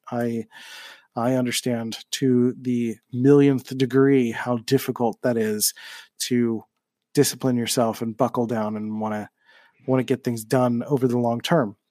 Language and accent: English; Philadelphia, Pennsylvania, United States; moved away as an adult; now in San Diego, United States; when I grew up in Philly.